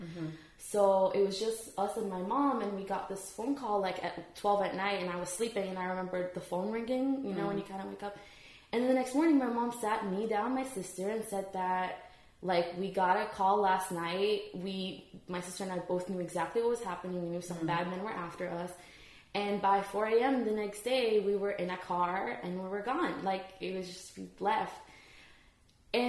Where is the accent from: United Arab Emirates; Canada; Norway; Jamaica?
United Arab Emirates; Dubai; moved away as an adult; also born or lived in Iraq; now in United States; I was in Dubai. So we escaped from Iraq when I was eight and nine